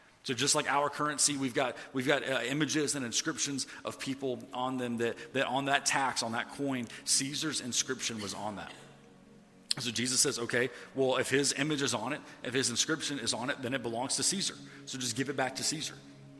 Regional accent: the South, United States; Like, I didn't grow up going to church or anything, even though I grew up in the Bible Belt.

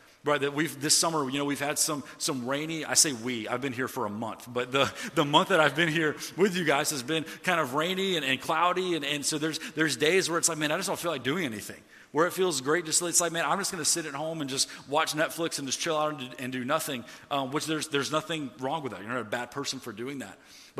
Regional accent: the South, United States; Like, I didn't grow up going to church or anything, even though I grew up in the Bible Belt.

